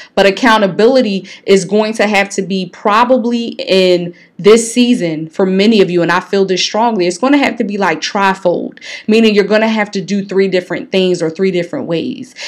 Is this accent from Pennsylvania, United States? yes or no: yes; Philadelphia, Pennsylvania, United States; growing up in North Philly